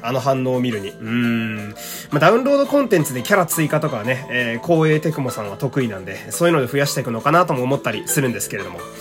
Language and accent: Japanese; Fukui, Japan; moved away; 福井に帰りたすぎて、あの、地元に帰りたすぎて